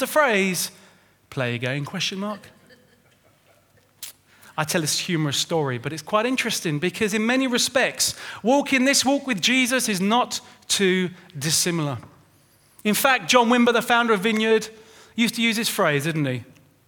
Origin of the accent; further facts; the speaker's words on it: London, United Kingdom; My brother and I, we grew up in Winchmore Hill with Mum and Dad in North London